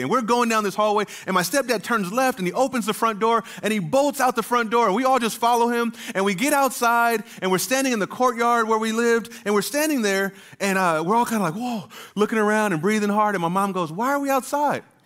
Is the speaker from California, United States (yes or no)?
yes; Southern California, United States; moved away as an adult; I was born in Southern California, and I lived there until I was eighteen